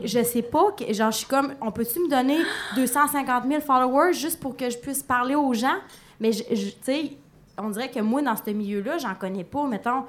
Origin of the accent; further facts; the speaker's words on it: Palmarolle, Quebec, Canada; je viens de Palmarol